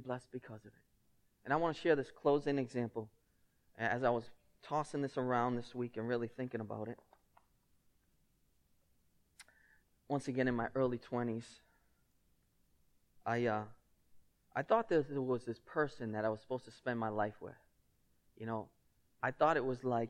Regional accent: Lynn, Massachusetts, United States; accent: thick Lynn; my thick Lynn accent

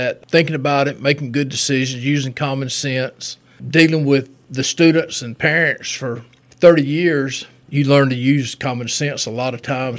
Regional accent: Thomasville, Georgia, United States; I was born and raised here in Thomasville, Georgia, graduated from Thomasville High School. I am a new grandfather as of this week

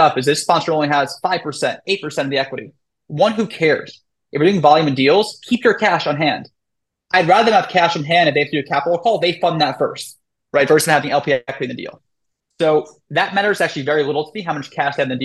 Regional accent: New York City, New York, United States; I'm from New York, right? I'm from Brooklyn

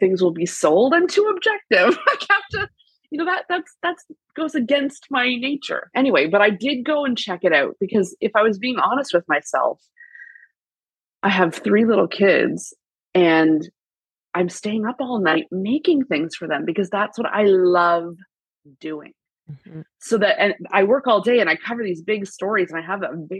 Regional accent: Canada; as a Canadian girl

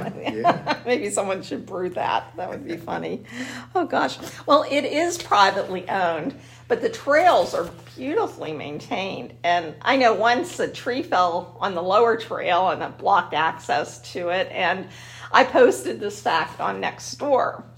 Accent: Ben Avon, Pennsylvania, United States; I grew up in Ben Avon

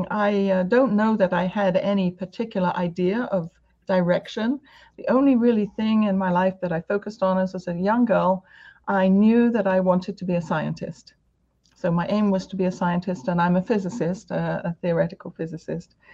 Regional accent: United Kingdom; now in United States; coming from the UK to America, um, the other, other asset that I think has helped me is my accent

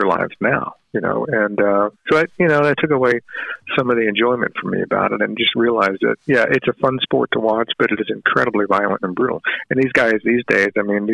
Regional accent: Richmond, Virginia, United States; I grew up in Richmond, Virginia in the 60s in a very segregated community

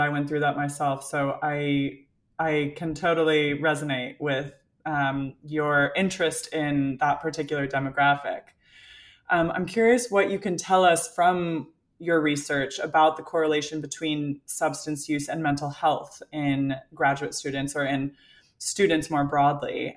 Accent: Colorado, United States; also born or lived in California; now in United Kingdom; I'm from Colorado, lived in California

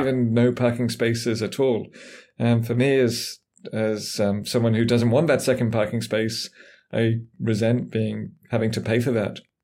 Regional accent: England, United Kingdom; moved away as an adult; also born or lived in San Francisco, United States; now in United States; I grew up in England, as might be obvious from my, from my voice

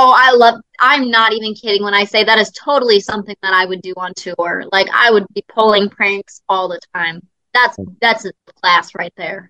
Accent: Indiana, United States; I love my home state of Indiana

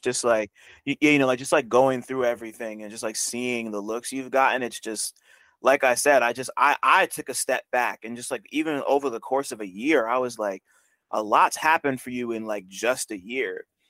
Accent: New Jersey, United States; I'm from Jersey

